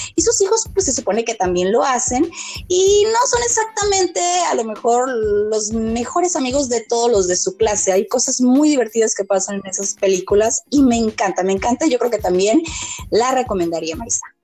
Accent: Mexico; nuestra tradición como mexicanos

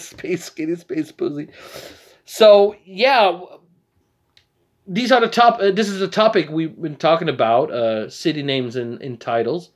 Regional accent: Netherlands; We're from Holland.

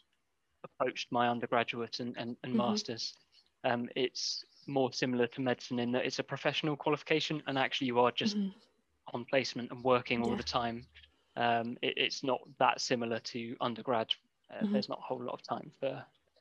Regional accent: Bristol, South West England, United Kingdom; I grew up in Bristol

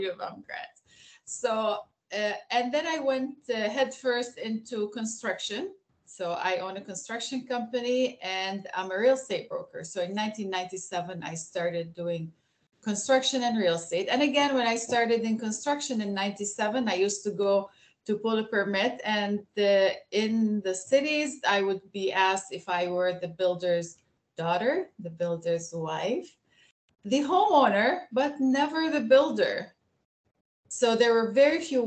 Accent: Aleppo, Aleppo Governorate, Syria; moved away as an adult; also born or lived in Barcelona, Spain / Vienna, Austria; now in Michigan, United States; born and raised in Aleppo, Syria. But when I was less than 2 years old, both my parents were doctors and they moved us to Spain. So I lived from 2 years to 7 years old in Barcelona, Spain, and then went back to Syria

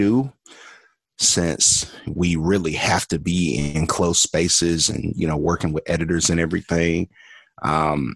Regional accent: Birmingham, Alabama, United States; I am originally from Birmingham, Alabama, born and raised. I grew up there

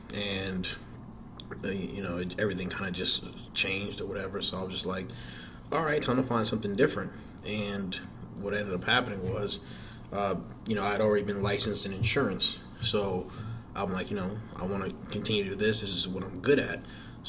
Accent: Atlanta, Georgia, United States; also born or lived in Passaic, New Jersey; No, I actually went to high school in Atlanta, Georgia.

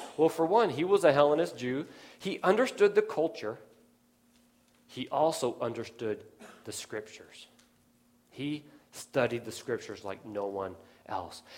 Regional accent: Nevada, United States; now in Pennsylvania, United States; I grew up out in Nevada

